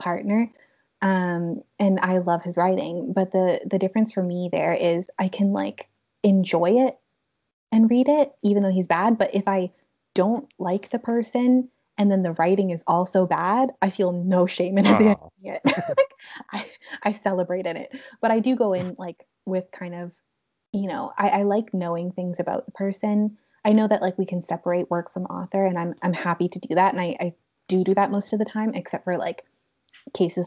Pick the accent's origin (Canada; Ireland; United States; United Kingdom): Canada